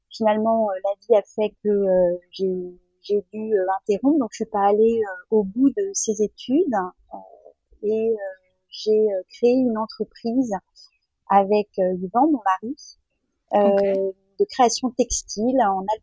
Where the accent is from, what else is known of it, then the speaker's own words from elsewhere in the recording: France; je suis française, j'ai toujours vécu en France, j'ai 50 ans.